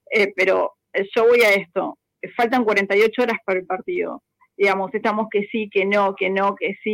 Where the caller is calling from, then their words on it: Buenos Aires, Argentina; Hola, ¿cómo estás, Ramiro? … de Villa Crespo.